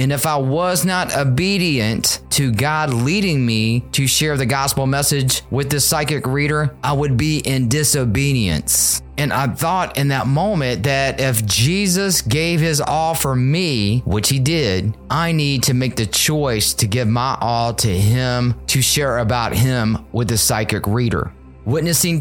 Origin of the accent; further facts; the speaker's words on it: Richmond, Virginia, United States; my hometown, Richmond, Virginia